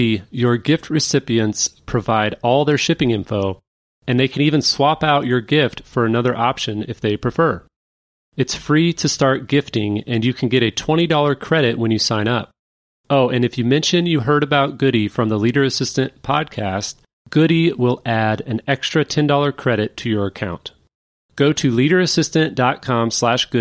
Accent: Kansas City, United States; moved away; also born or lived in St. Louis, Missouri; I'm actually from Kansas City, but I lived in St. Louis for about 16 years

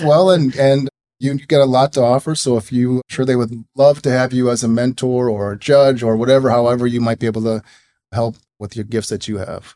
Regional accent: Minneapolis, Minnesota, United States; I grew up in the Twin Cities, went to Richfield High School

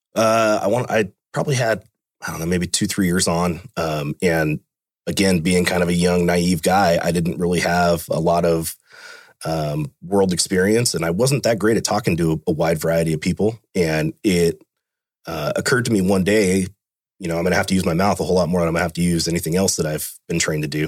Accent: Fremont, United States; I was born and raised in Fremont. Grew up there my whole life.

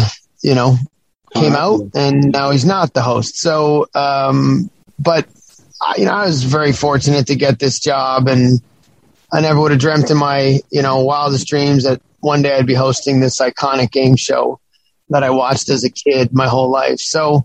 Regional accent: Ontario, Canada; And obviously I'm from Ontario and proud of that.

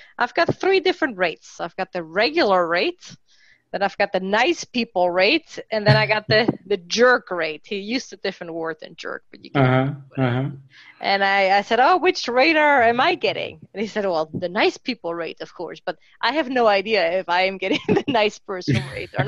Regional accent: Mexico City, Mexico; I grew up in Mexico City

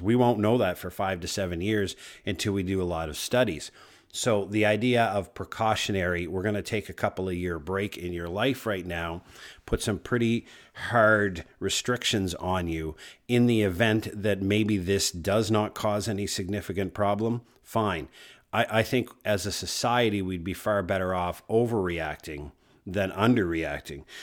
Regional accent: Canada; I'm a Canadian, proud, north, strong, and free.

